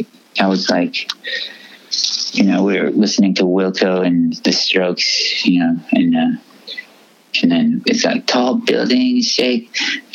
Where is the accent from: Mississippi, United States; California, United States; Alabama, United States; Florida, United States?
California, United States; Fresno; also born or lived in North Sydney, Australia / Philippines / San Luis Obispo, California; I was moving back from Philippines to Australia and then moved to Fresno